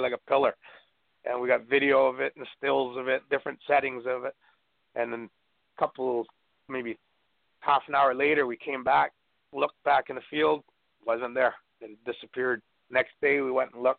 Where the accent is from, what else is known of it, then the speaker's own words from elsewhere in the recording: Canada; moved away as an adult; also born or lived in northeastern Vancouver Island, British Columbia / Kent, Washington; as a Canadian coming down to the States, so, you know, I've been down here for a few months